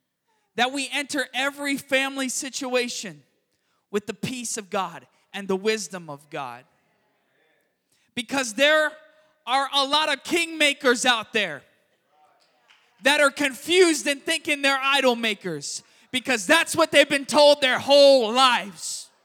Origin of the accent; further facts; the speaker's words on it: Florida, United States; also born or lived in San Francisco; now in Richmond, United States; I grew up in South Florida where, it's the Miami Metro.